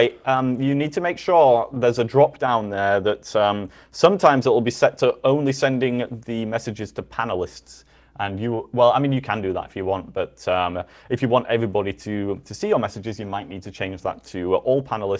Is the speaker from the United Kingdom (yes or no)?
yes; United Kingdom; now in Milwaukee, United States; I am British, after all.